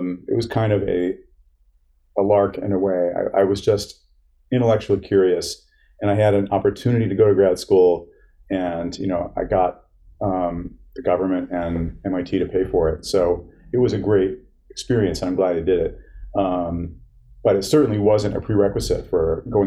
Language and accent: English; Charlotte, Michigan, United States; moved away as an adult; also born or lived in San Francisco, California; now in Boston, United States; I grew up in Michigan, moved here at age 18